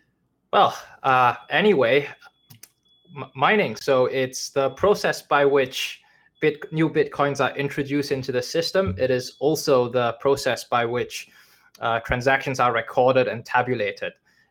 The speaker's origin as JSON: {"language": "English", "country": "China", "tie": "born there", "said": "that stems from how I was born in China"}